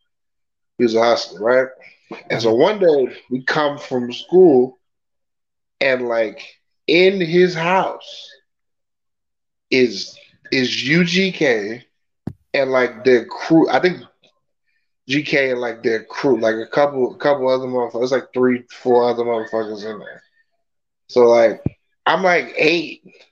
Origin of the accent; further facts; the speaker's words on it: Puerto Rico; Yeah, it's like where I'm from Puerto Rico, right?